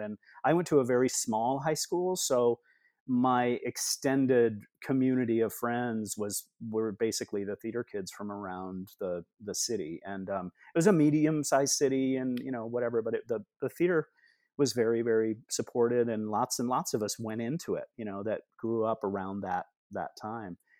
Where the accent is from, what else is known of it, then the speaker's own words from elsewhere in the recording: Rockford, Illinois, United States; now in New York City, United States; I grew up in Rockford, Illinois